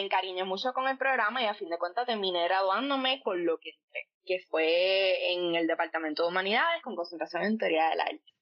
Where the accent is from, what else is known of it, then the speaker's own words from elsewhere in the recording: Coamo, Puerto Rico; also born or lived in Ponce; nací en Ponce, me crié en Coamo toda la vida, así que pues sí, soy pameña de pura cepa y pues boricua ante todo